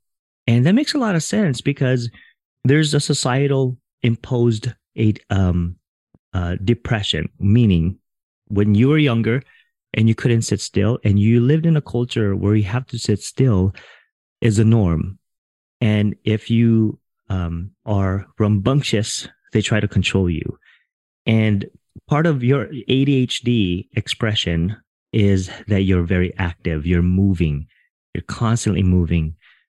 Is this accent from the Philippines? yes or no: yes; Philippines; I didn't grow up Filipino. I am Filipino. I grew up in a Filipino household.